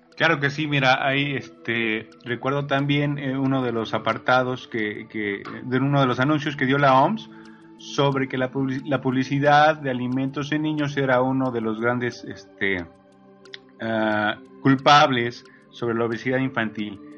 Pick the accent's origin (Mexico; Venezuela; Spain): Mexico; nosotros como mexicanos